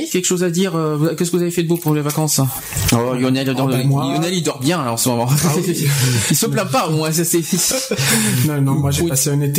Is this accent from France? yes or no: yes; Sisteron, Provence-Alpes-Côte d'Azur, France; accent: southern (sud-est); now in Bordeaux, France; Non, je ne suis pas de Bordeaux je suis de Sisteron.